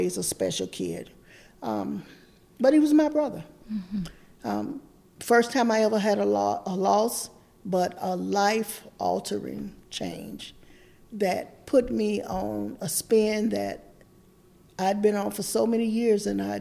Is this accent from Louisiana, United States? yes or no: no; Sarasota, Florida, United States; moved away as an adult; I actually grew up in Sarasota, Florida